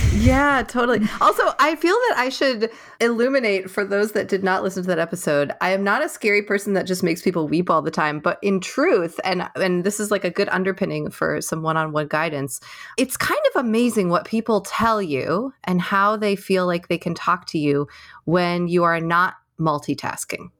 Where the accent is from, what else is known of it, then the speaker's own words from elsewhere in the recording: New York, United States; now in California, United States; I am from New York, but I live in California